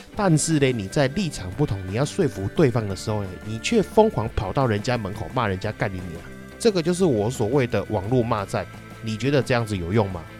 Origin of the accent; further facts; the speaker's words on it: Taiwan; 我身为台湾人